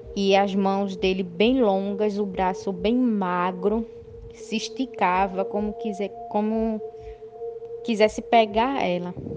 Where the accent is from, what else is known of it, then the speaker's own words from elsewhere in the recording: Jaboatão dos Guararapes, Pernambuco, Brazil; eu sou daqui de Jaboatão, dos Guararapes, Pernambuco